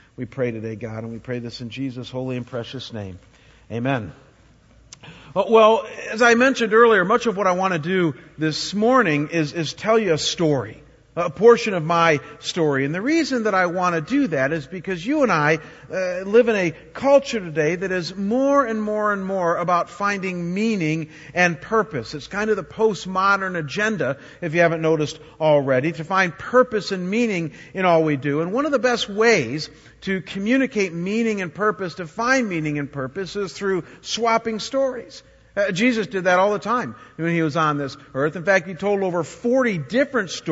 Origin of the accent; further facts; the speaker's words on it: Chagrin Falls, Ohio, United States; also born or lived in Cleveland, Ohio; when I was about 7 years old, my parents found a beautiful little town about 35 miles outside of Cleveland called Chagrin Falls, Ohio.